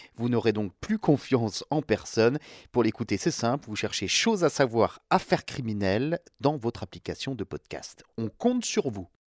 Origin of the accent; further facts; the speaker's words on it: France; chez nous, en France